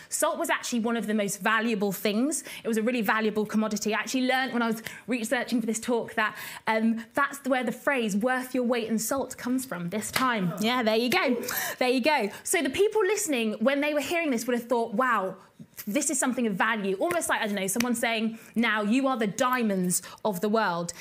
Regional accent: Basingstoke, South East England, United Kingdom; we grew up in a town called Basingstoke, which is in Hampshire

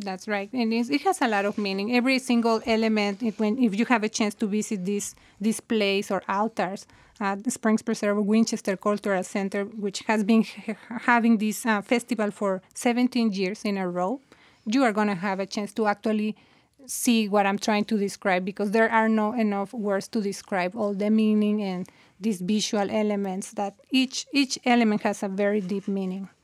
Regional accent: Mexico; now in United States; I'm from Mexico

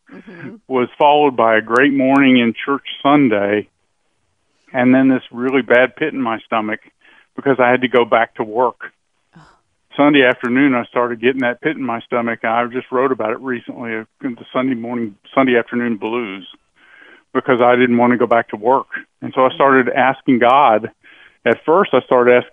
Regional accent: United States; I was born in America

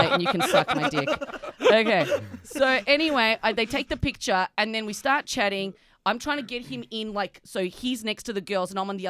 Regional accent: Australia; moved away; are you Australian? I was like, ugh, yuck. Yes.

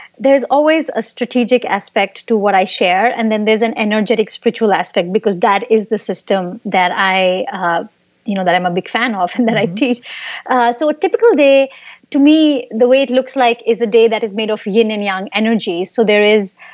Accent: India; moved away; I grew up in India, and there I used to work for tech startups

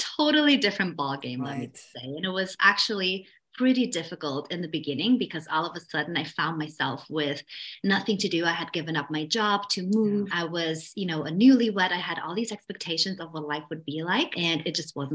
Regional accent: Vienna, Austria; moved away as an adult; I'm originally from Vienna, Austria.

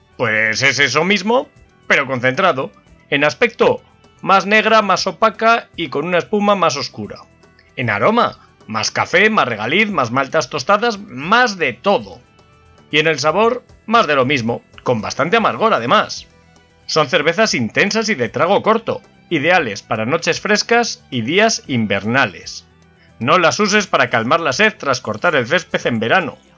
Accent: Valladolid, Castile and León, Spain; mi ciudad natal, Valladolid

